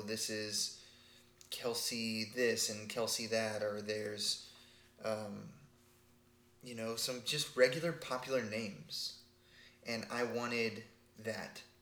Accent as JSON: {"language": "English", "region": "Texas", "country": "United States", "tie": "born or raised there", "said": "I grew up in Texas"}